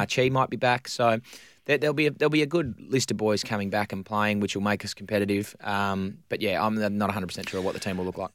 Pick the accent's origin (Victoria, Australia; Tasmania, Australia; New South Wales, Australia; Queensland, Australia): Victoria, Australia; now in Western Australia, Australia; growing up in Victoria